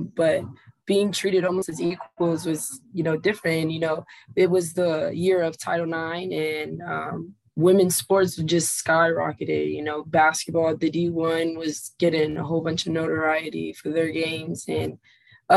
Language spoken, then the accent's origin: English; Cincinnati, Ohio, United States; I'm from the Cincinnati area